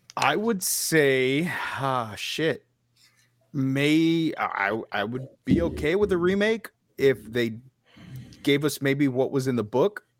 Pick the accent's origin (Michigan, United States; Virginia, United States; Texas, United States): Texas, United States; Being a Texan